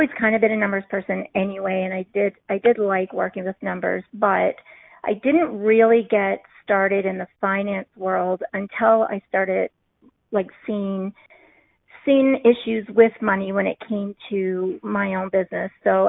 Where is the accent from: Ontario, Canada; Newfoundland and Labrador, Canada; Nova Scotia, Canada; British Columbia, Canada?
Newfoundland and Labrador, Canada; accent: Newfoundland; I am told a lot of the time that I don't have one, a Newfoundland accent, but I always like to say if I have a couple glasses of wine, then the accent becomes a little bit more prevalent.